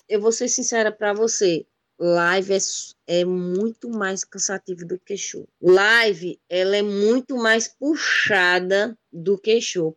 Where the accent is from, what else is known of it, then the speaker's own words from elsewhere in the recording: Garanhuns, Pernambuco, Brazil; Eu, eu sou de Garanhuns, Pernambuco, frio, terra suíça pernambucana, terra de …